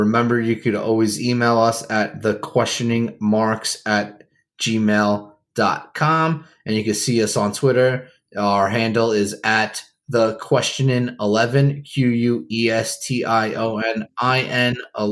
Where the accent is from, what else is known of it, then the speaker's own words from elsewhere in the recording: New York City, New York, United States; Jared, me, Adam, we're from New York City